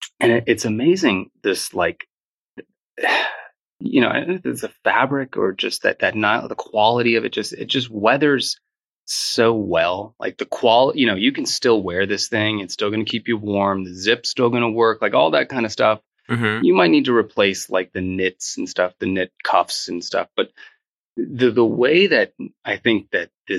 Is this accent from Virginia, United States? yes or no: yes; Northern Virginia, United States; I grew up in Northern Virginia